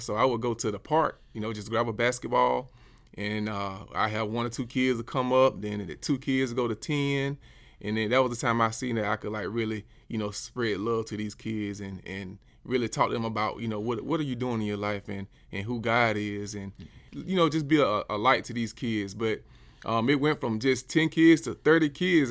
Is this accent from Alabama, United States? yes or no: yes; Dothan, Alabama, United States; moved away as an adult; also born or lived in Columbus, Georgia / Atlanta, Georgia; I'm from Dothan, Alabama, born and raised.